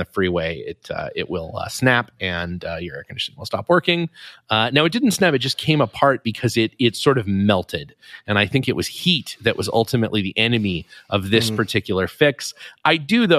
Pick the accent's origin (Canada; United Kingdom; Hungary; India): Canada; Canmore, Alberta; growing up in Canmore